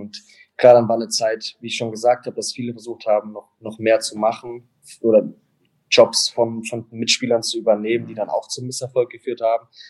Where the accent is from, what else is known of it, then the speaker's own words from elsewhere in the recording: Mannheim, Baden-Württemberg, Germany; also born or lived in Toronto; now in Langnau, Switzerland; für mich als, als Mannheimer